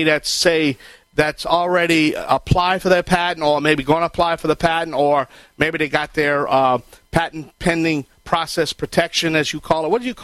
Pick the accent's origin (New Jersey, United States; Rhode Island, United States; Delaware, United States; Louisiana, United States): Louisiana, United States; Cajun; I am the Cajun contractor